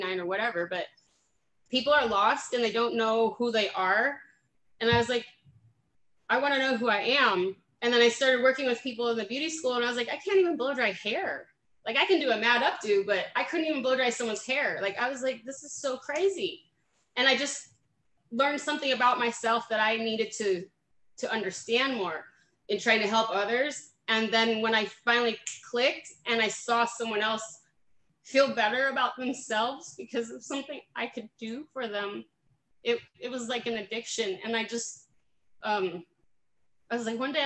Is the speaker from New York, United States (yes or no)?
no; Fremont, California, United States; moved away as an adult; now in Manteca, United States; I am originally from Alameda County, which is Fremont, actually the city just about an hour south of San Francisco. So San Jose, Oakland, all that good stuff, Silicon Valley. And I'm born and raised there